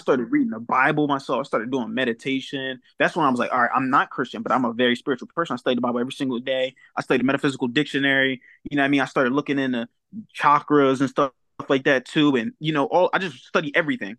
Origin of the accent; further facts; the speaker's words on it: Wilmington, Delaware, United States; also born or lived in New Castle, Delaware; I'm originally from Wilmington, Delaware